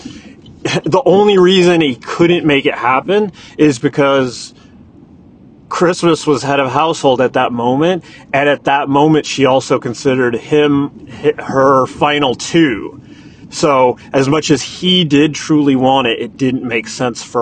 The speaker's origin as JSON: {"language": "English", "town": "Point Richmond", "region": "California", "country": "United States", "tie": "born or raised there", "said": "I grew up in Point Richmond."}